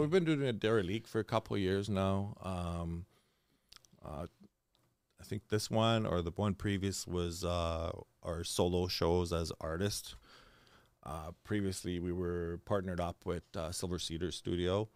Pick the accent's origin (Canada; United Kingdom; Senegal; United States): Canada; Hearst, Ontario; moved away as an adult; now in Thunder Bay, Canada; I'm actually born and raised in Hearst